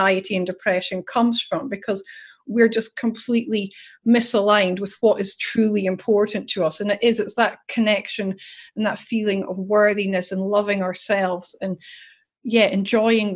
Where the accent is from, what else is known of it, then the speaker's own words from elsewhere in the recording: Scotland, United Kingdom; moved away as an adult; now in Australia; next week it'll be 10 years since I moved to Australia, because I'm obviously originally from Scotland.